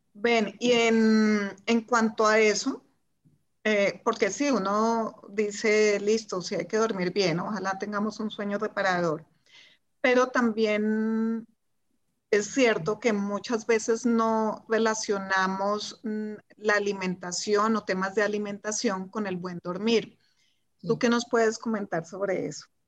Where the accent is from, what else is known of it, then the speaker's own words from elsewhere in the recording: Colombia; also born or lived in Germany; soy de Colombia, vivo en Colombia, acá no tenemos estaciones